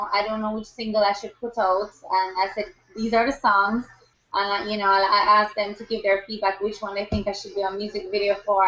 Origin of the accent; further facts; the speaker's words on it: Kingston, Jamaica; I grew up in Kingston, Jamaica.